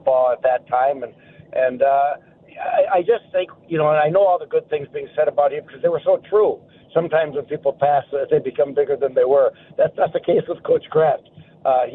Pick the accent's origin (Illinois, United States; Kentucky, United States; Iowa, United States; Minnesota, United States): Minnesota, United States; Iron Range; now in Florida, United States; being a Minnesotan and growing up on the Iron Range